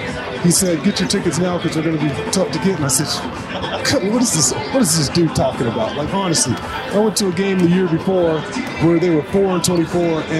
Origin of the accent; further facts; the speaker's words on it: Tucson, Arizona, United States; moved away as an adult; now in San Antonio, United States; I grew up in Tucson